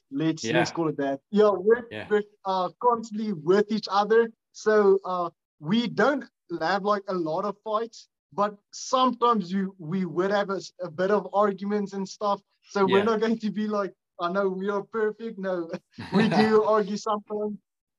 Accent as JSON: {"language": "English", "country": "South Africa", "said": "Unfortunately, that's the only online payment method that we can do since we're from South Africa."}